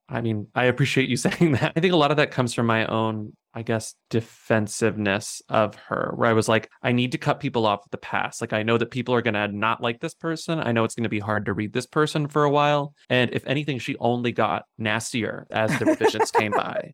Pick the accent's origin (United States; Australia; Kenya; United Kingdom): United States; Devine, Texas; moved away; the town where I grew up in Texas, which is called Dehennis, which is southwest of San Antonio